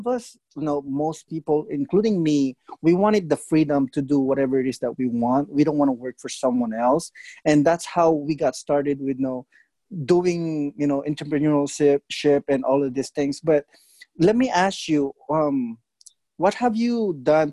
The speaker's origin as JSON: {"language": "English", "country": "Philippines", "said": "we're Filipino."}